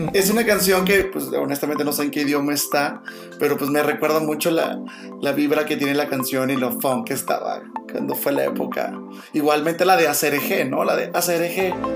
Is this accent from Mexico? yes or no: yes; Mexico; como mexicano, ya sabes que nosotros los mexicanos somos como bien, dramáticos